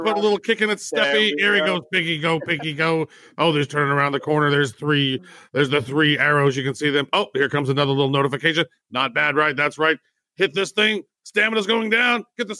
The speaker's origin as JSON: {"language": "English", "country": "United States", "said": "I personally, as an American"}